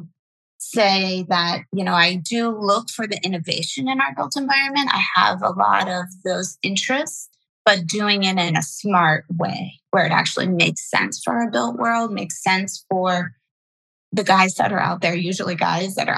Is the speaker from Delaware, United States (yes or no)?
yes; Delaware, United States; moved away as an adult; also born or lived in Washington, D.C.; now in Los Angeles, United States; I grew up in Delaware. So okay. On the East Coast in a small beach town in Delaware